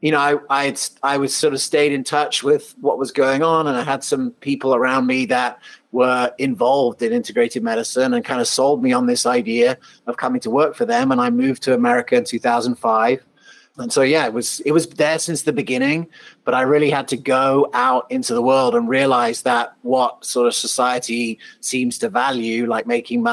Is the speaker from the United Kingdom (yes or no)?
yes; England, United Kingdom; moved away; also born or lived in Colorado / South Africa; I was actually born in Colorado. I grew up in England and South Africa.